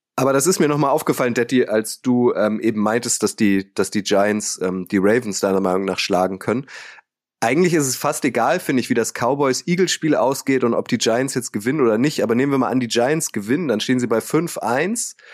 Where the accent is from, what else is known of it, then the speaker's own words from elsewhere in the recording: Northern Germany, Germany; Holt mich mal ab als Nordlicht